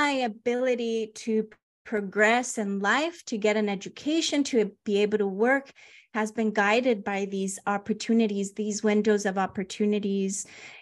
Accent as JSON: {"language": "English", "town": "Los Angeles", "region": "California", "country": "United States", "tie": "born or raised there", "also_born_or_lived": "Honduras", "said": "I grew up in like Panorama City, San Fernando Valley, Van Nuys, North Hollywood area"}